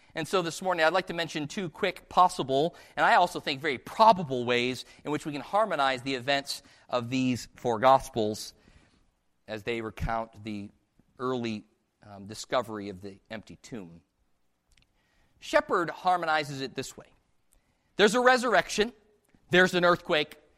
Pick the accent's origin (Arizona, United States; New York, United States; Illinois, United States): Illinois, United States; just outside of Chicago; I was born just outside of Chicago.